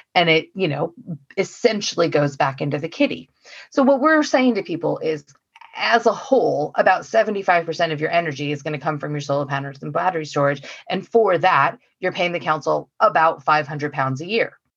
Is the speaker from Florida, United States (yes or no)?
no; Oregon, United States; now in United Kingdom; I'm from Oregon.